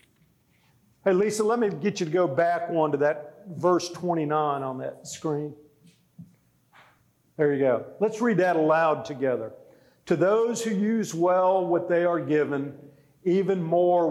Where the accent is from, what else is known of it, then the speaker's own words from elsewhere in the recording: South Florida, United States; moved away; I grew up in South Florida, surrounded by Spanish culture